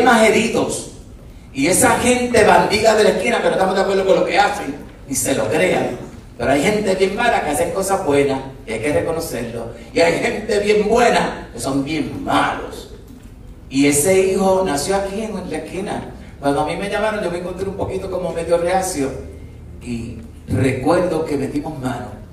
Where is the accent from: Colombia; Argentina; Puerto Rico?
Puerto Rico; Nosotros somos parte de Puerto Rico